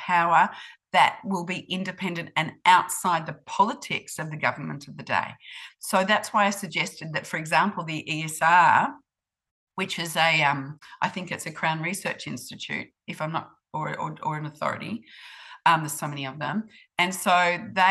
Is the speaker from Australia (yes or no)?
yes; Australia; moved away as an adult; now in New Zealand; I grew up in Australia